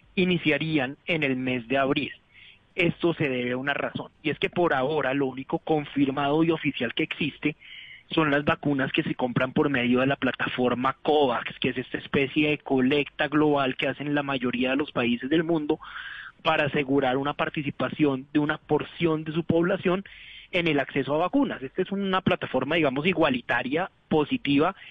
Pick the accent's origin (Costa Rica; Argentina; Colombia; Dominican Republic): Colombia